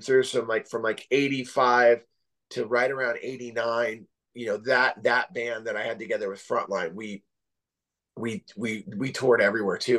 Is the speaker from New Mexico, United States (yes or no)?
no; Santa Cruz, California, United States; also born or lived in San Jose; now in Oceanside, United States; growing up in Northern California, um, you know, as a little kid, I lived I lived out in the middle of nowhere. We lived in the Santa Cruz Mountains